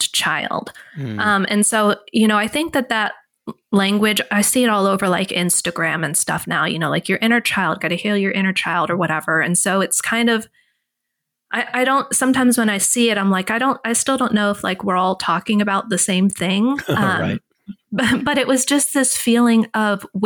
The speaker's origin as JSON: {"language": "English", "region": "Texas", "country": "United States", "tie": "born or raised there", "said": "I grew up in Texas"}